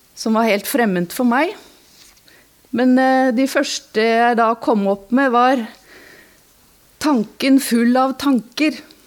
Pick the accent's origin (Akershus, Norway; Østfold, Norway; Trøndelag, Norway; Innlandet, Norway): Innlandet, Norway; Alvdal; now in Asker, Norway; Jeg bor i Asker, men jeg har vokst opp i Alvdal.